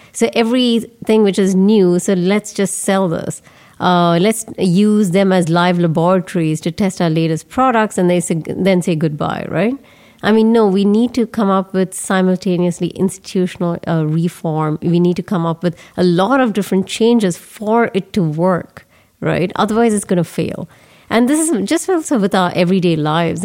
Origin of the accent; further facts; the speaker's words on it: Bangalore, Karnataka, India; moved away; my hometown Bangalore